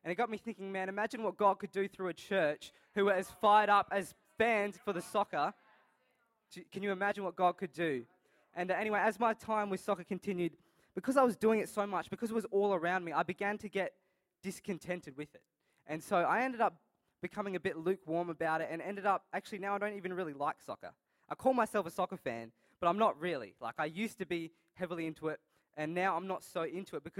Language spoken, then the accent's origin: English; Adelaide, South Australia, Australia; I'm born and raised in Adelaide